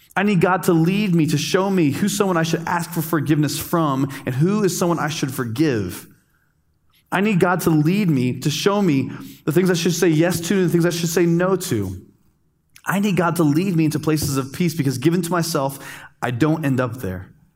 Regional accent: United States; also born or lived in Dominican Republic; as an American, as a good American

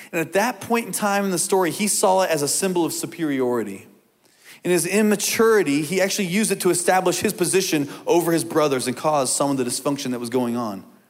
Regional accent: Indiana, United States; as a kid growing up in Indiana

